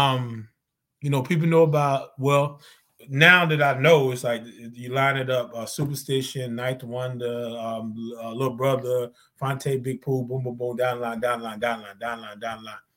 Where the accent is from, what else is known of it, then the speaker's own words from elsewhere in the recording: Zebulon, North Carolina, United States; moved away; I'm from Zebulon, North Carolina